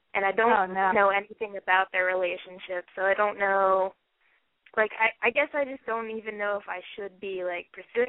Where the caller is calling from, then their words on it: Athens, Ohio, United States; I am in Athens, Ohio, down at OU, and I am 20.